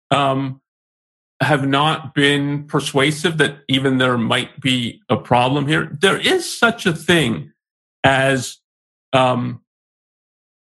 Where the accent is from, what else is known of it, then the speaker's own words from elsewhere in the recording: Canada; I was born in Canada, so I've been raised in North America. I've lived elsewhere, but essentially, that's my exposure to the culture I was brought up